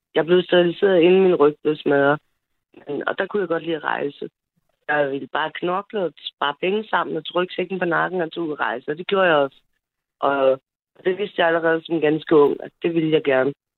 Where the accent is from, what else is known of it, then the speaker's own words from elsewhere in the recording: Frederiksberg, Capital Region of Denmark, Denmark; also born or lived in Nørrebro / Kastrup / Herlev; now in Lyngby, Denmark; jeg bor i Lyngby, men jeg er født og opvokset på Frederiksberg